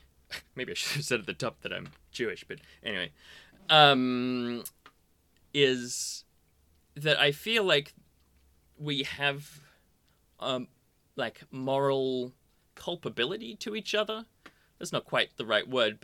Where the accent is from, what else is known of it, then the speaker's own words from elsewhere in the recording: Australia; we're both Australian